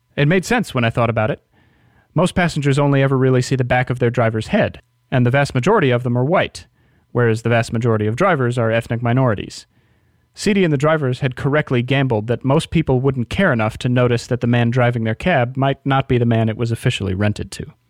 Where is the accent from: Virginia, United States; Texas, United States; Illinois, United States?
Virginia, United States; Alexandria; moved away as an adult; my hometown of Alexandria, Virginia